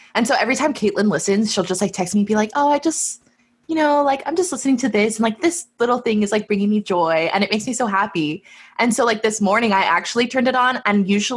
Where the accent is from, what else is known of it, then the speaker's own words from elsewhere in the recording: United States; I have a unique perspective as an American